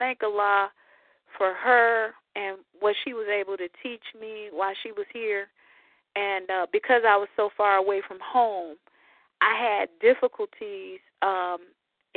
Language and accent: English; Chicago, Illinois, United States; also born or lived in Montgomery, Alabama; I'm from Chicago